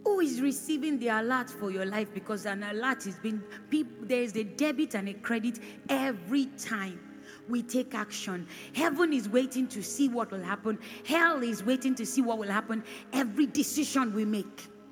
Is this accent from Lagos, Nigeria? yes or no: no; Edo, Nigeria; I'm from Edo State, so I know Edo people